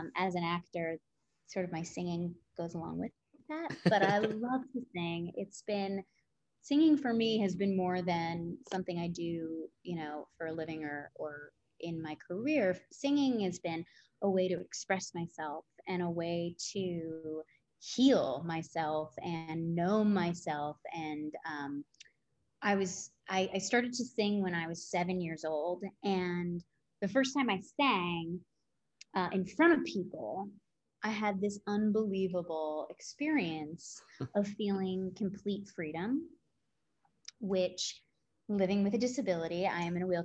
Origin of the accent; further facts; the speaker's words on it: New Jersey, United States; I grew up in Jersey.